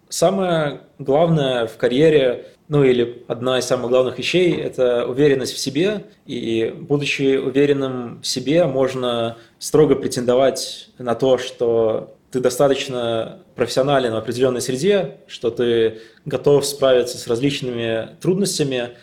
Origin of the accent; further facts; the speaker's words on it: Latvia; moved away as an adult; also born or lived in Riga, Latvia; now in Amsterdam, Netherlands; я из Латвии, не из России